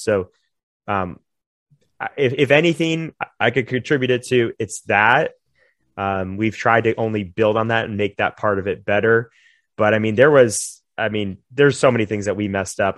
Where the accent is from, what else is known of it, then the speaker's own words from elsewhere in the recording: Jupiter, Florida, United States; moved away as an adult; in our hometown where we gr-, where I grew up in Jupiter